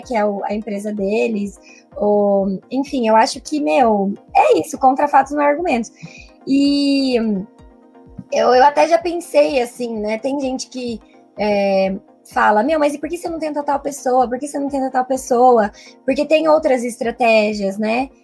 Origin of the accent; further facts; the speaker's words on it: interior of Paraná, Brazil; moved away; also born or lived in São Paulo; eu sou do interior do Paraná, mas nessa época tava morando em São Paulo